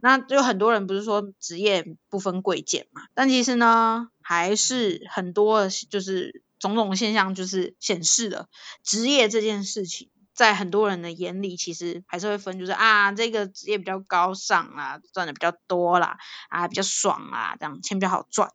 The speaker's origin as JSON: {"language": "Chinese", "country": "Thailand", "moved": "yes", "said": "小时候，哎，我真的是很认真地学，呃，泰国国歌"}